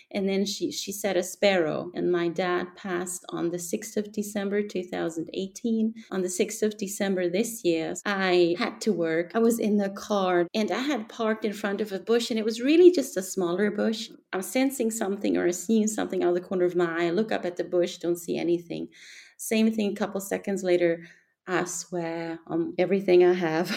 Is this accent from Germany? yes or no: yes; Germany; I'm from Germany.